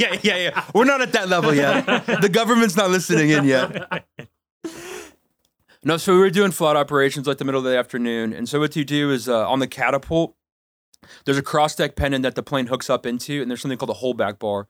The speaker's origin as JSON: {"language": "English", "town": "Kadoka", "region": "South Dakota", "country": "United States", "said": "So I am from Kadoka, South Dakota, the 605."}